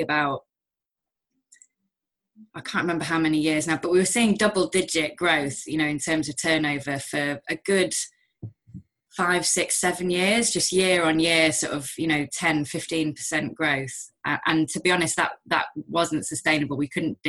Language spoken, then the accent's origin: English; Manchester, North West England, United Kingdom; I'm from Manchester originally, and I moved back